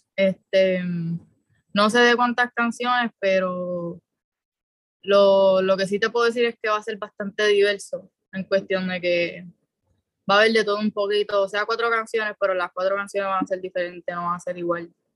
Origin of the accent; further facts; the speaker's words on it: San Juan, Puerto Rico; soy de San Juan, soy de Puerto Nuevo